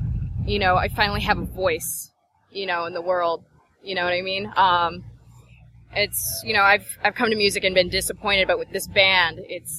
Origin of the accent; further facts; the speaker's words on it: Maryland, United States; now in Florida, United States; Like I came down to Florida, I'm from Maryland